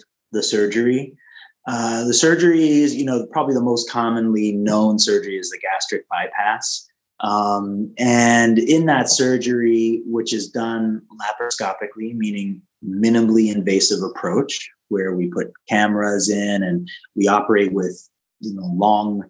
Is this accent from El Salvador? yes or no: no; Canada; now in California, United States; I live in California, but I was raised in Canada, so still have ties